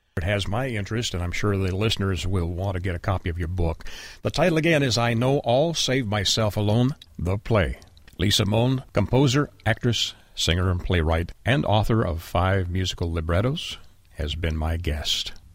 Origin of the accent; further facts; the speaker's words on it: Canada; moved away; I'm originally from Canada as well